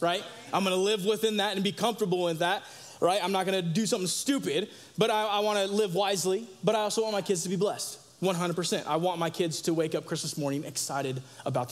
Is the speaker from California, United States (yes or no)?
yes; Sacramento, California, United States; also born or lived in Tampa Bay, Florida; now in Idaho, United States; I was born in Tampa Bay, Florida, right? However, my hometown where I grew up is Sacramento, California.